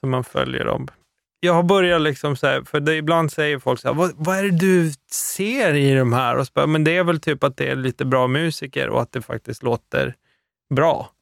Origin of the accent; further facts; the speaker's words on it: Luleå, Norrbotten County, Sweden; jag är ju från Luleå